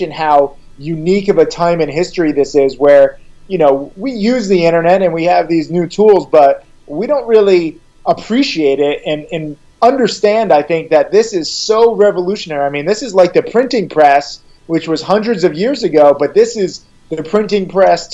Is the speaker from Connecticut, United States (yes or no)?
yes; Orange, Connecticut, United States; I grew up middle class in Orange, Connecticut, a small town.